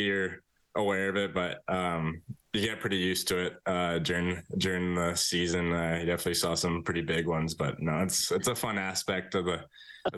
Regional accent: Sherwood Park, Alberta, Canada; also born or lived in Brandon; being from Sherwood Park, so it's basically my hometown

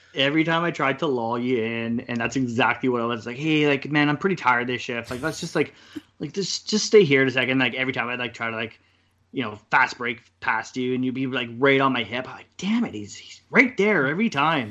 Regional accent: Kelowna, British Columbia, Canada; also born or lived in Kamloops; I moved back to Kelowna from Kamloops

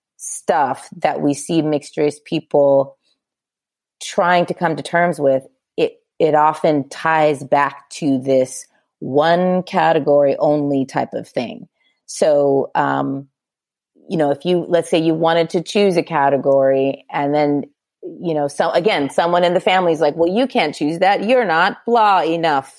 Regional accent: Southern California, United States; I born and raised in California, Southern California specifically

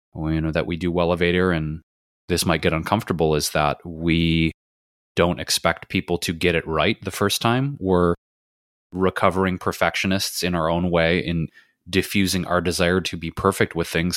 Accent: Detroit, Michigan, United States; now in Los Angeles, United States; I grew up in Detroit, and the neighborhood we were in, my mom and I, was pretty diverse for the time, the 70s and 80s

